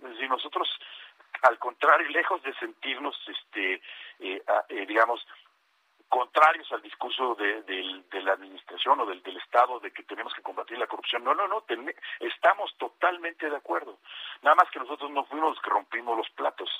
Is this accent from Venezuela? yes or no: no; Mexico; como mexicano